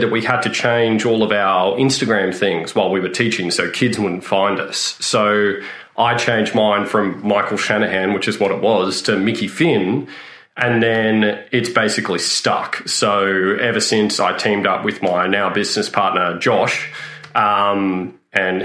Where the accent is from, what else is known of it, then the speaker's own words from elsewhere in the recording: Canberra, Australian Capital Territory, Australia; I grew up in Canberra